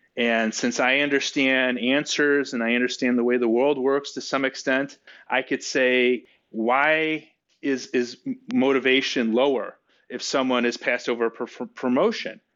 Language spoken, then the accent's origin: English; Chicago, Illinois, United States; I'm from Chicago